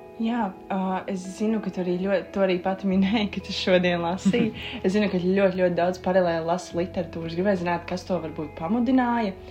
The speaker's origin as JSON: {"language": "Latvian", "area": "Dobele / Jelgava", "region": "Zemgale", "country": "Latvia", "said": "es oriģināli esmu no Domelas Slīpsvītra Jālgavas"}